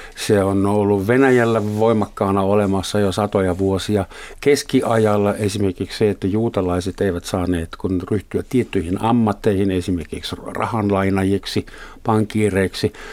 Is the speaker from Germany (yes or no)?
yes; Germany; now in Finland; olen Saksasta kotoisin